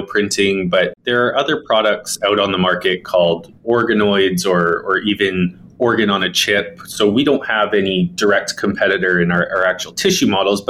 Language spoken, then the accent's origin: English; Victoria, British Columbia, Canada; also born or lived in Calgary; I was born and raised here in Victoria, BC, so very close to Vancouver. And I grew up here.